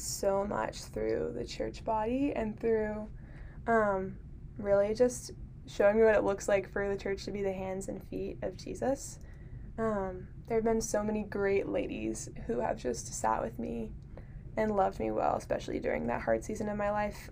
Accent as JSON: {"language": "English", "town": "Harrisonburg", "region": "Virginia", "country": "United States", "said": "I'm from Harrisonburg"}